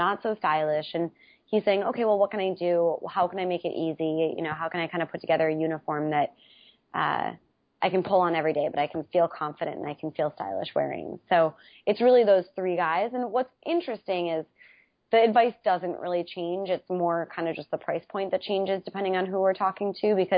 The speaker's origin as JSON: {"language": "English", "region": "Wisconsin", "country": "United States", "tie": "born or raised there", "moved": "yes", "said": "I'm from Wisconsin originally, which is in the Midwest, and I love being from Wisconsin"}